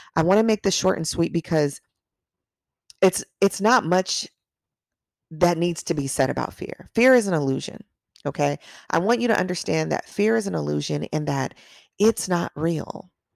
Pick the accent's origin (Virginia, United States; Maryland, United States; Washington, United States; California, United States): California, United States; Long Beach; I grew up in Long Beach